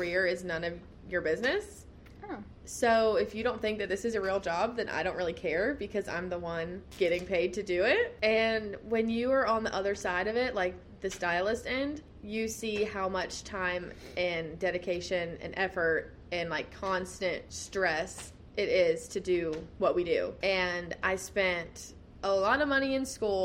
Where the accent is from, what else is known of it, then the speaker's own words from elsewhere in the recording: Raleigh, North Carolina, United States; moved away as an adult; now in Perry, Georgia, United States; I just moved to this area in January, and I grew up in Raleigh, North Carolina.